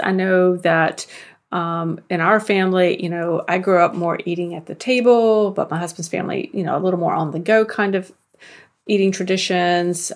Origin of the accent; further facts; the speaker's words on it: the South, United States; I'm from the South